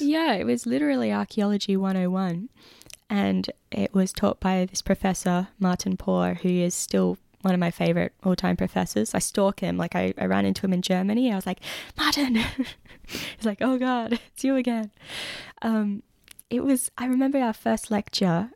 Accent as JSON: {"language": "English", "town": "Perth", "region": "Western Australia", "country": "Australia", "moved": "yes", "lives_now": "Lismore, Australia", "said": "I'm from Western Australia, from Perth"}